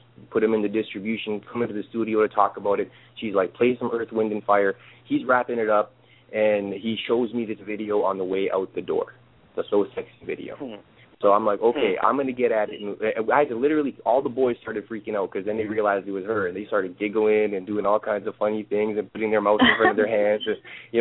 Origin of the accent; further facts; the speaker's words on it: Canada; moved away; also born or lived in Florida / Chicago; I'm from Canada